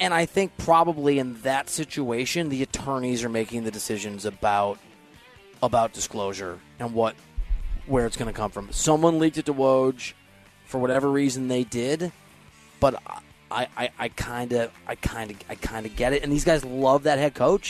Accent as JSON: {"language": "English", "region": "Iowa", "country": "United States", "said": "I'm from Iowa"}